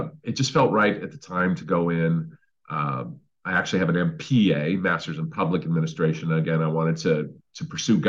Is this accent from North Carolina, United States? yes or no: no; San Francisco, California, United States; moved away; I spent 25 good years in San Francisco, born and raised